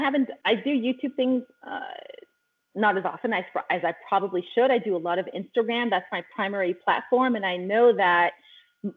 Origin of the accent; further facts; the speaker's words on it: California, United States; I grew up in California, Northern California, then Central California, then moved to Southern California